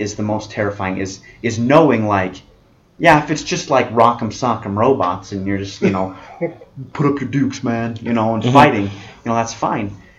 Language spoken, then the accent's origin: English; Las Vegas, Nevada, United States; I'm from Vegas